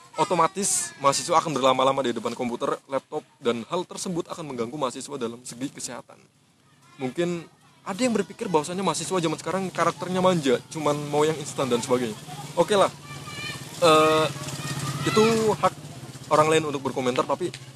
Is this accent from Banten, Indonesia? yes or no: yes; Tangerang, Banten, Indonesia; moved away as an adult; also born or lived in Yogyakarta; gue asli Tangerang juga